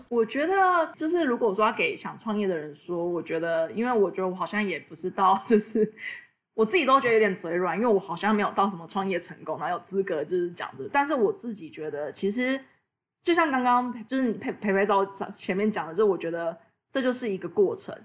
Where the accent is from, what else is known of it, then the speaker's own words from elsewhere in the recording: Taiwan; moved away as an adult; also born or lived in United States; 从小到大我也是在亚，就是台湾就是土生土长